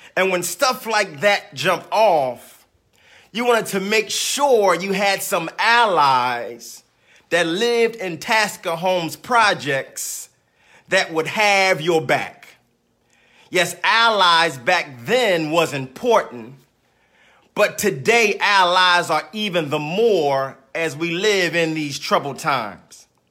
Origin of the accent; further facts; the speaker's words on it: Philadelphia, Pennsylvania, United States; growing up in South Philadelphia